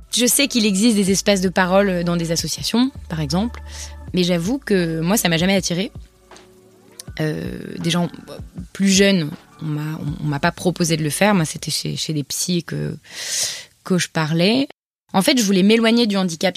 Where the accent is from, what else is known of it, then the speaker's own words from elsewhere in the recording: Paris, Île-de-France, France; first language French; moved away as an adult; also born or lived in Montreal; j'ai 26 ans et j'ai grandi à Paris avec mes parents et mon frère Anton